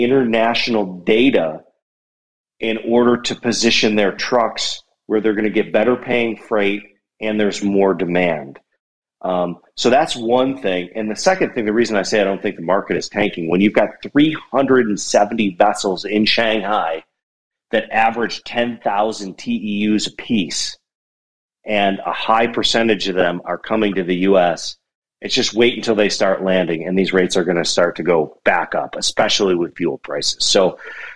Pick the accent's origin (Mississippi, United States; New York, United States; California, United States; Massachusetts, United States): New York, United States; Buffalo; now in Bozeman, United States; I live in Bozeman, Montana now, but I'm originally from Buffalo, New York